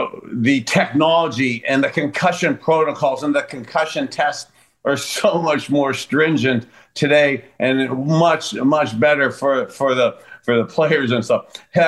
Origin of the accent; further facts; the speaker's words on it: East Palestine, Ohio, United States; we were talking about that tragic train derailment right outside my hometown in East Palestine.